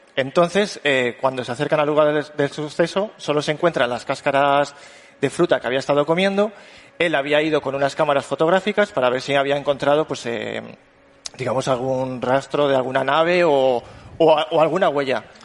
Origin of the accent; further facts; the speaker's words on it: Morales de Toro, Castile and León, Spain; yo soy de Morales de Toro